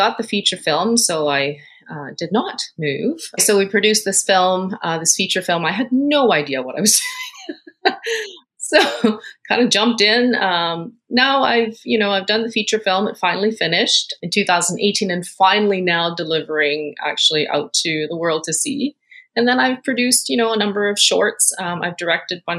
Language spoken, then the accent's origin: English; Winnipeg, Manitoba, Canada; moved away as an adult; also born or lived in Hong Kong; now in British Columbia, Canada; I was born in Hong Kong, came to Canada when I was 10 and moved to Winnipeg, actually, and that's where I had been living as my hometown for quite some time until I moved to BC